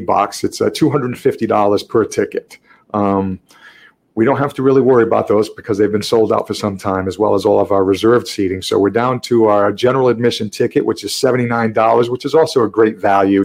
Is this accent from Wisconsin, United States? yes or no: no; Boston, Massachusetts, United States; growing up in Boston